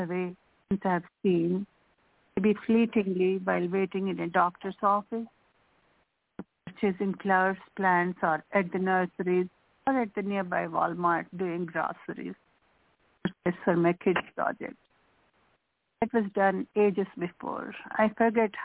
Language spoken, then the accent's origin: English; India; English is a second language; moved away; I'm physically from India, but my mind, my soul is from here, from this land